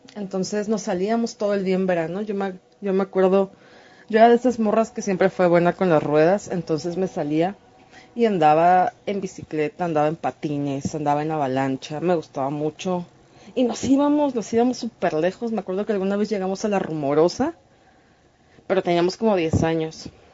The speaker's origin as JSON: {"language": "Spanish", "town": "Mexicali", "region": "Baja California", "country": "Mexico", "tie": "born or raised there", "said": "nací en la frontera, en Baja California, soy de Mexicali."}